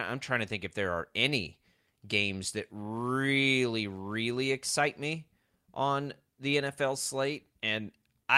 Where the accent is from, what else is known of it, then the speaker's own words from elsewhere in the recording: Texas, United States; I'm from Texas